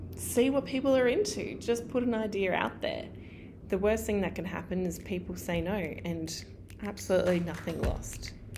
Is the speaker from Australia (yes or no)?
yes; regional Queensland, Australia; my hometown in regional Queensland